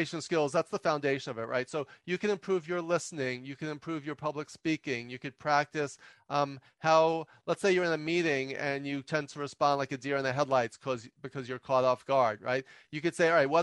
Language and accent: English; New York, United States; I'm from New York